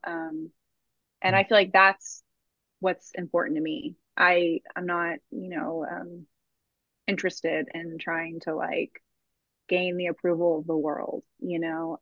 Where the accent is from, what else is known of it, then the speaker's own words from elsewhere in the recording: Austin, Texas, United States; born and raised in Austin